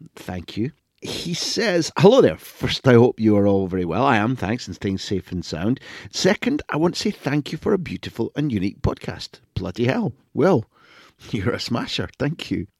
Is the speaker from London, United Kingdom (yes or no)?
no; Scotland, United Kingdom; moved away as an adult; now in Spain; I was born in Scotland